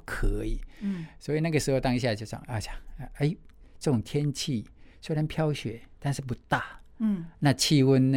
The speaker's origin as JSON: {"language": "Chinese", "region": "Kinmen County", "country": "Taiwan", "tie": "born or raised there", "also_born_or_lived": "Nagoya, Japan", "moved": "yes", "said": "我从金门来到台湾"}